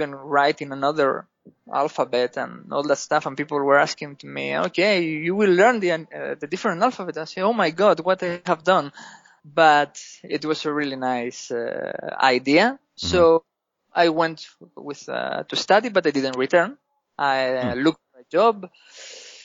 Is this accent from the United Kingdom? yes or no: no; Spain; English is a second language; moved away as an adult; now in Greece; I'm from Spain. I'm living in Greece.